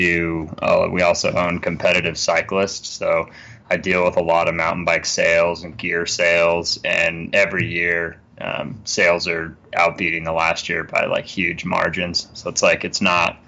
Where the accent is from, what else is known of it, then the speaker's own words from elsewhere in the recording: Salt Lake City, Utah, United States; Salt Lake City, Utah. I was born and raised here